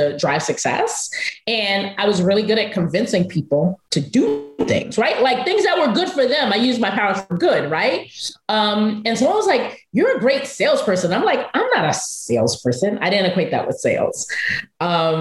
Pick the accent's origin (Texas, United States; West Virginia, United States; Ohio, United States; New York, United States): New York, United States; New York City; go back to my home city of Brooklyn and to run an after school educational center that at the time was a subsidiary of Kaplan Learning. And so I went back to Brooklyn. I'm from Bushwick